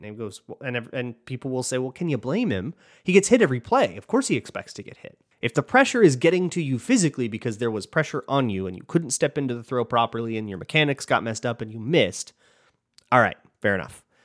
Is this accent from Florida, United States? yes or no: no; Minnesota, United States; I'm from Minnesota